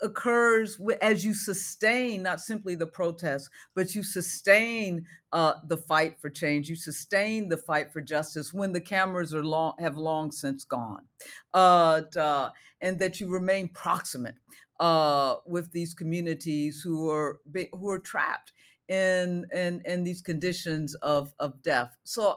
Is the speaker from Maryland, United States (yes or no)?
yes; Maryland, United States; I'm from Maryland and taught in Baltimore at Goucher College.